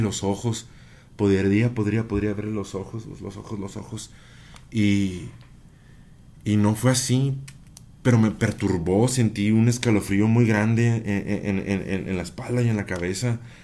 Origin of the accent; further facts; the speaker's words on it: Chihuahua, Mexico; soy de Chihuahua Capital